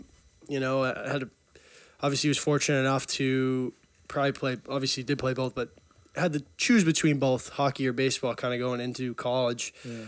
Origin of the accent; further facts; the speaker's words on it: Burlington, Massachusetts, United States; I grew up in Burlington, Mass. 22.